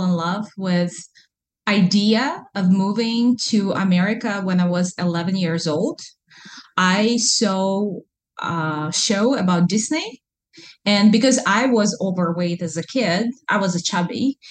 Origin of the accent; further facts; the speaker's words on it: Kazan, Tatarstan, Russia; English is a second language; moved away as an adult; now in Alaska, United States; I'm from Kazan, which is Muslim Republic inside of Russia